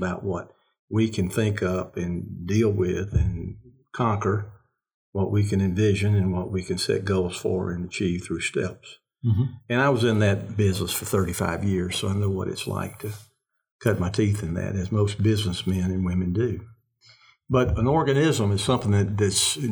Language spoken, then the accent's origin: English; the South, United States; we're Southerners. Mm-hmm. I'm a Southerner